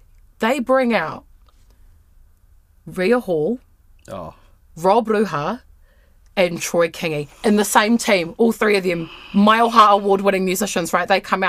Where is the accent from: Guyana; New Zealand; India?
New Zealand; It's just part of being a New Zealander. I've got to make fun of Hamilton.